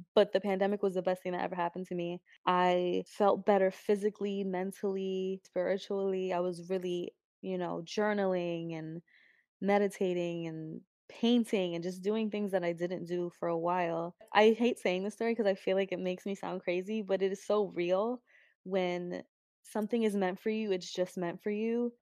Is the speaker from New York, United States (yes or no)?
yes; New York, United States; also born or lived in New Jersey; my mom grew up in East Harlem, Spanish Harlem. That's where I kind of grew up. Went to high school in Jersey, then went back to New York